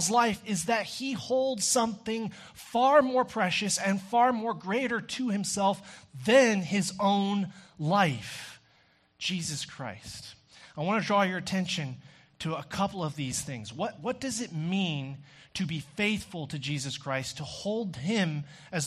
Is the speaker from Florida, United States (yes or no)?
no; Texas, United States; growing up in Texas